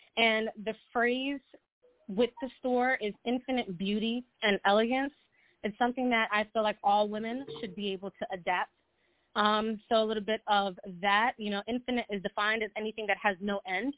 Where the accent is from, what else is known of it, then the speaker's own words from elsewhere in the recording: Long Island, New York, United States; I'm from Long Island